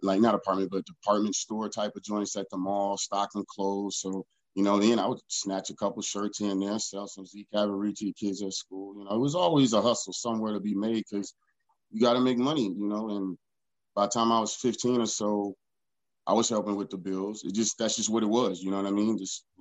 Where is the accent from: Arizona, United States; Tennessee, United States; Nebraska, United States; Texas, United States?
Texas, United States; Houston; also born or lived in Alameda, California / Concord, California; I'm from Third World, Texas. That's where I was raised